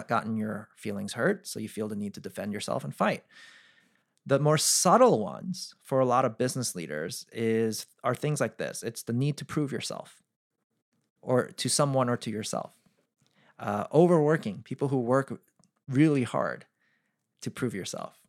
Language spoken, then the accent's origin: English; East Coast, United States; I'm from the East Coast